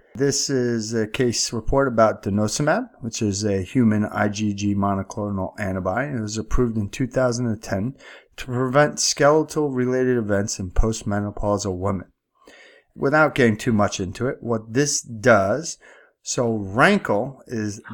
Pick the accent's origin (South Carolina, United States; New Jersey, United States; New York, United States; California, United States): New York, United States; accent: New York; my accent's clearly from New York